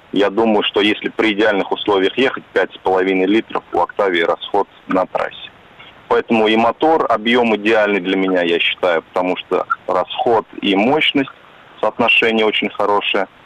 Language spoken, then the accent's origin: Russian; Moscow, Russia; Я сам из Москвы, но вот ездил несколько раз в Петербург.